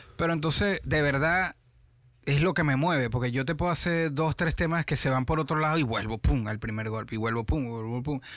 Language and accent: Spanish; Caracas, Capital District, Venezuela; moved away as an adult; also born or lived in San Diego, Carabobo / Panama / Orlando / Miami; now in United States; Soy de Caracas